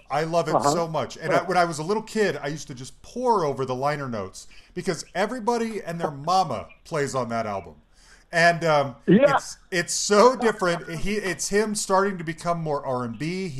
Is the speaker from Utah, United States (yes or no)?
yes; Utah, United States; I grew up in Utah